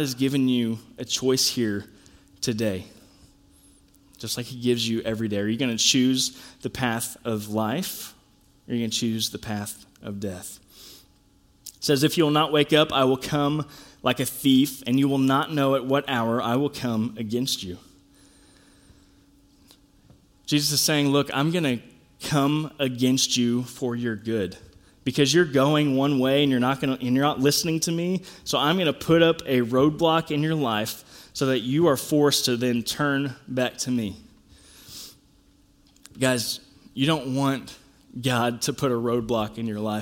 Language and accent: English; United States; as American Christians, or maybe Christians globally, I don't know, at least us in America